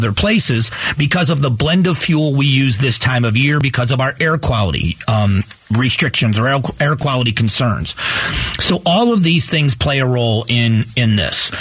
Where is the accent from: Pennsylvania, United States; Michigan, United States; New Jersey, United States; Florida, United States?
Florida, United States; Fort Myers; also born or lived in Cleveland, Ohio; now in Arizona, United States; I moved from Cleveland, Ohio, where I was born, to Southwest Florida in Fort Myers, Florida. I moved there in 1978 with my family. I was 11 years old. And so I grew up in Southwest Florida